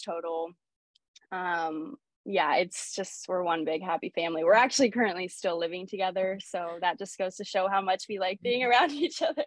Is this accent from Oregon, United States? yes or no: yes; Sherwood, Oregon, United States; also born or lived in Lisbon, Portugal; I basically spent my whole life growing up here um, in Oregon